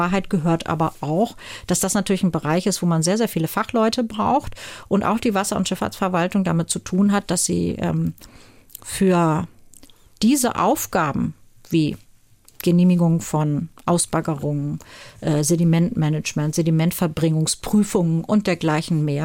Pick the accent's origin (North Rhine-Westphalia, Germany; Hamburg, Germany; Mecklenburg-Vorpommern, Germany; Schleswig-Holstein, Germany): Hamburg, Germany; das muss man sich auch selber anziehen als äh, äh, Norddeutscher. Uns ist es, obwohl wir auch als Hamburger zum Beispiel der Seehafen der Bayern sind